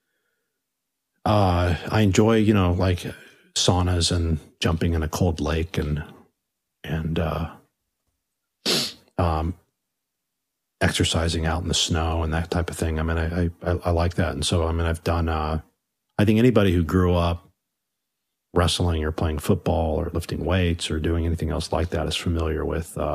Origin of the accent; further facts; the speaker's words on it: Long Beach, California, United States; growing up in Long Beach